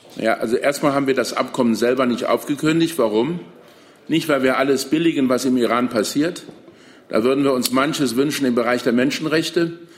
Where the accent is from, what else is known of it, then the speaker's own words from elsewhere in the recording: Saarland, Germany; Ich komme aus dem Saarland, wo man europäisch denkt